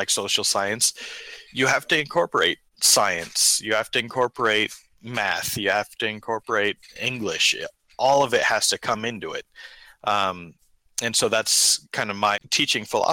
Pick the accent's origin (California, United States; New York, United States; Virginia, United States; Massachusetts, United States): California, United States; Sacramento; now in Sacramento, United States; We're originally from Sacramento